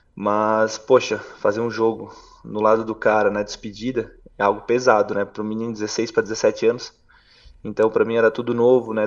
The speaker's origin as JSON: {"language": "Portuguese", "town": "Brusque", "region": "Santa Catarina", "country": "Brazil", "tie": "born or raised there", "also_born_or_lived": "Balneário Camboriú", "said": "aos 12 anos para 13, eu fui morar em Camboriú, Balneário Camboriú, eu era sou natural de Brusque, bem próximo"}